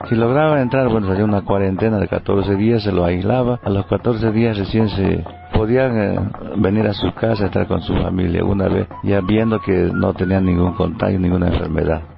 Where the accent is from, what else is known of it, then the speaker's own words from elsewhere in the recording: Tumupasa, La Paz, Bolivia; soy nativo aquí de Tumpasa